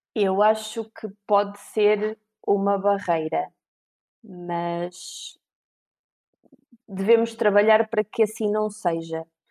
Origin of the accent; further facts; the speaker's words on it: Viseu, Centro, Portugal; eu tenho 35 anos, sou de Viseu